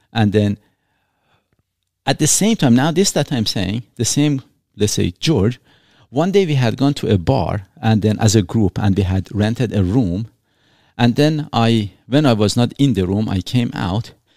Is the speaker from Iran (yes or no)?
yes; Iran; English is a second language; now in Canada; I was born in Iran